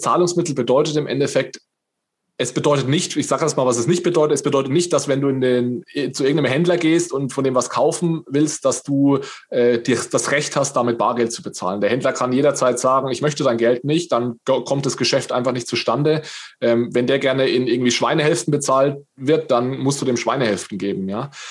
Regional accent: northern Bavaria, Germany; ich komme so aus dem, aus dem Norden Bayerns

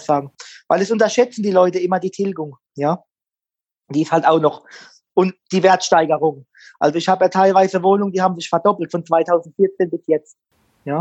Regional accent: Mannheim, Baden-Württemberg, Germany; Ich bin ja ein gebürtiger Mannheimer

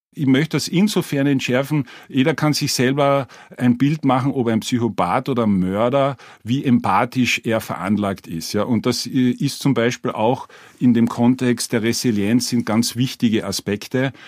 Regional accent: Carinthia, Austria; ich bin aus Kärnten

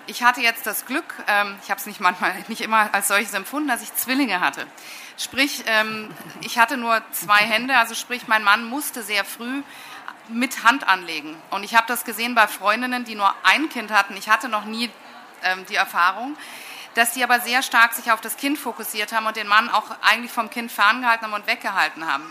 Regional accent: West Germany, Germany; also born or lived in England; now in Munich, Germany; ich komme jetzt aus Westdeutschland

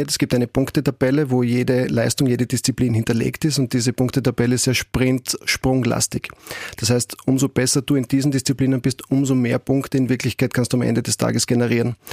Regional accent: Graz, Styria, Austria; Also aufgewachsen bin ich ähm, in Eckenberg, bin dort auch Kindergarten gegangen, erste Klasse Volksschul

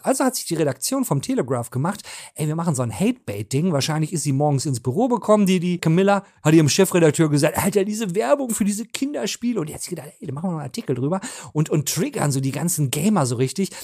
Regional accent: North Rhine-Westphalia, Germany; Ich komme aus Ostwestfalen

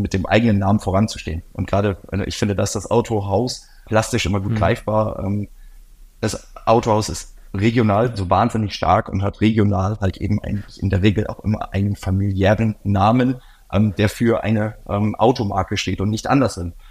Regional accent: Oldenburg, Lower Saxony, Germany; Ich bin in Norddeutschland groß geworden, Oldenburger Kind

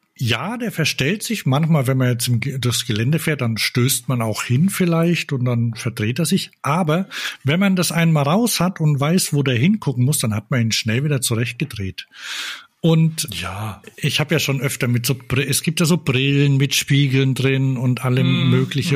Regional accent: Bamberg, Bavaria, Germany; wir sind da geboren in Bamberg.

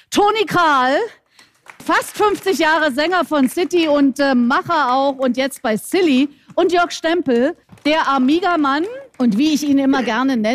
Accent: East Germany, Germany; Und wir kommen alle drei aus dem Osten, also wir sind alle ungefähr so aus einem Holz.

